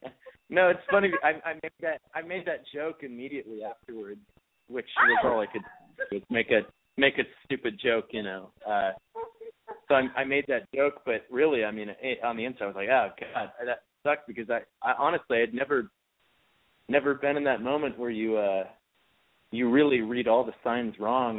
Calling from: New York, United States; 24, New York.

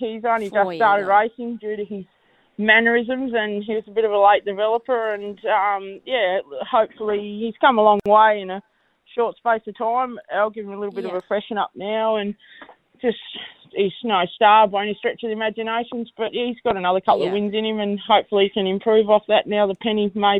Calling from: Swan Bay, Tasmania, Australia; I'm located at Swan Bay at this morning, just at our farm that we've got there at Swan Bay.

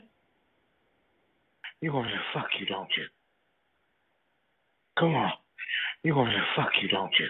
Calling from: Germany; English is a second language; I am calling from Germany.

